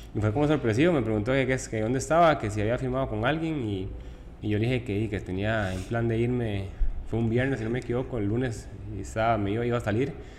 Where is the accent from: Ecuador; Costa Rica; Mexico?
Costa Rica; Tibás, San José; also born or lived in Puerto Viejo; yo nací en San Juan, Colima de Tibás